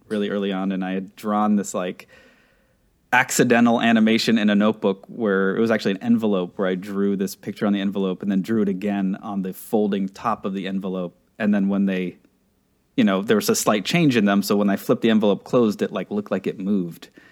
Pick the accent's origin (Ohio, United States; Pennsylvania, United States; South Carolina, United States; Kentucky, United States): Pennsylvania, United States; Pittsburgh; also born or lived in Czech Republic; I come from the Czech Republic. I was, like, five or so when, um, my parents immigrated with me. This would have been like in eighty-nine or something like that, ninety. Uh, grew up in Pittsburgh, Pennsylvania